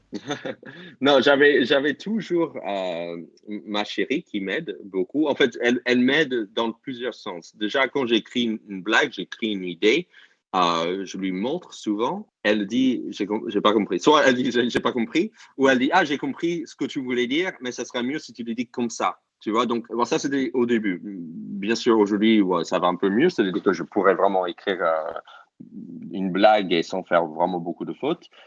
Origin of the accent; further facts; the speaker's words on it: New York, United States; first language English; French is a second language; moved away as an adult; also born or lived in Toulouse, France; now in France; j'ai grandi à New York